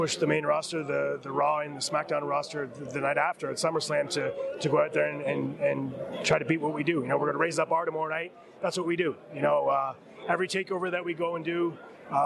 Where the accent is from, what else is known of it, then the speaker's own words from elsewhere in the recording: Canada; I'm Canadian